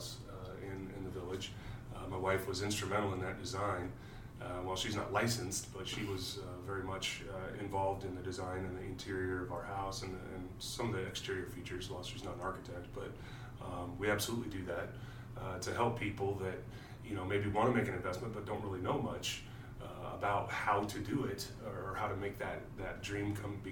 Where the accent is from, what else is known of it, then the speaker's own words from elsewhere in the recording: California, United States; also born or lived in Kansas / Sacramento; now in Indianapolis, United States; I'm from California, but I consider Kansas home.